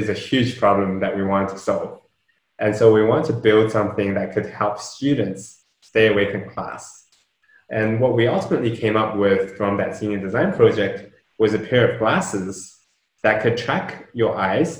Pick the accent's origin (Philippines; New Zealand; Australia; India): New Zealand; also born or lived in Shenzhen, China; I was born over there. I grew up in New Zealand.